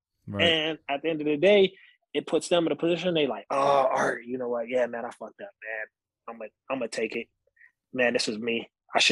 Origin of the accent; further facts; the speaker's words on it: San Bernardino, California, United States; now in Beaumont, United States; I wanted the opportunity to police my home, my hometown